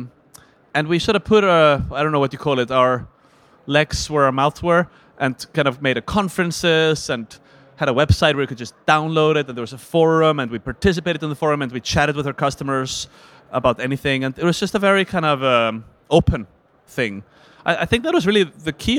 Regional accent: Iceland; I'm from Iceland

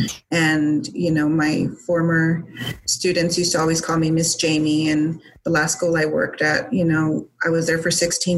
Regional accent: El Paso, Texas, United States; my hometown

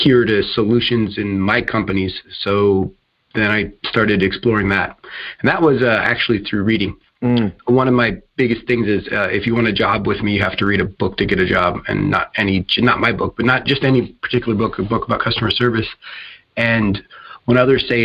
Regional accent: Tacoma, Washington, United States; I was born and raised in the Tacoma, Washington area, call it home

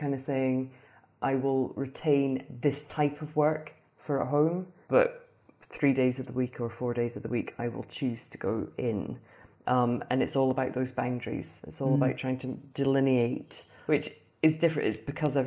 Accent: Aberdeen, Scotland, United Kingdom; moved away as an adult; also born or lived in Houston, United States; now in Dubai, United Arab Emirates; we're from Aberdeen, Scotland, which is the energy capital of Europe.

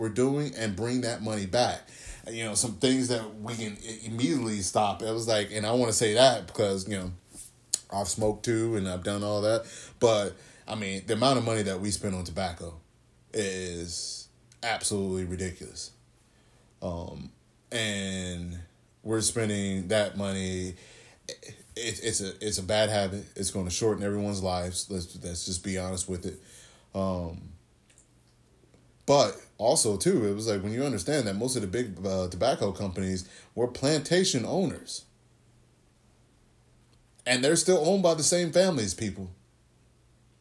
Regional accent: Texas, United States; also born or lived in California; I grew up in the South, my dad's family is from Mississippi.

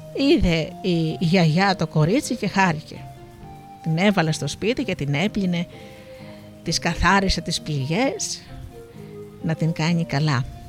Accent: Missolonghi, West Greece, Greece; εγώ κατάγομαι από το Μοσολόγγι.

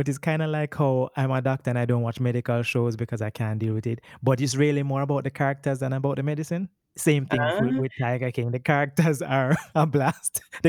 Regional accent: Kingston, Jamaica; I am from Kingston, Jamaica

